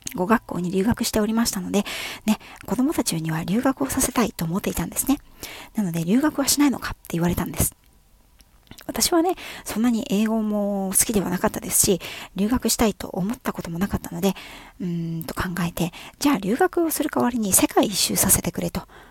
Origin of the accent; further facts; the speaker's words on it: Yokohama, Kanagawa, Japan; 私はですね、5代目浜っ子です